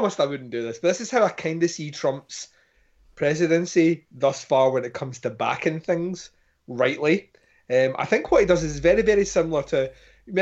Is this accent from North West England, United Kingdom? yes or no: no; Scotland, United Kingdom; I am Scottish